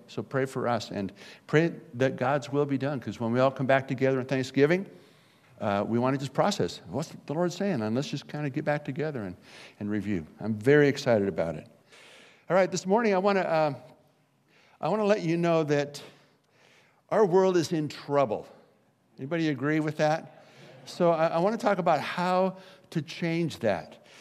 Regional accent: Garden Grove, California, United States; my hometown of Garden Grove, California

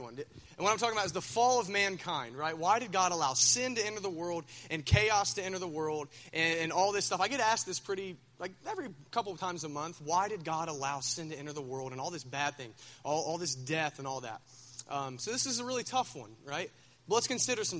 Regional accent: Minford, Ohio, United States; I'm from Minford

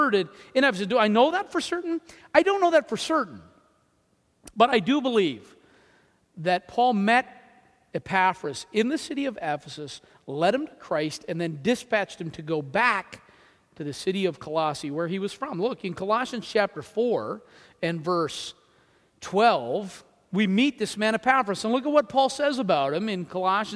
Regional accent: New Brunswick, Canada; I'm from New Brunswick.

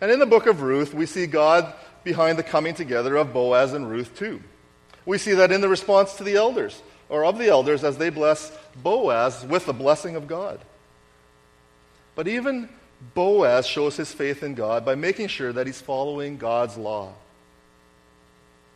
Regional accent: Winnipeg, Manitoba, Canada; I grew up in Winnipeg

